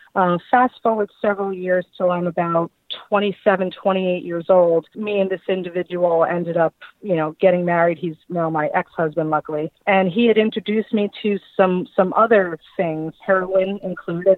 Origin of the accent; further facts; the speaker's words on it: Long Island, New York, United States; moved away as an adult; now in Fort Myers, United States; I am originally from Long Island, New York. I moved down to uh, Southwest Florida, specifically Fort Myers, uh, about four years ago